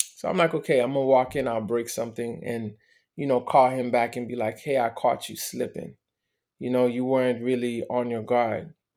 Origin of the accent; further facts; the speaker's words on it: Miami, Florida, United States; also born or lived in Montreal, Canada; I was born in Montreal. My parents got divorced when I was a baby. My mother decided to move to Miami because she had more family.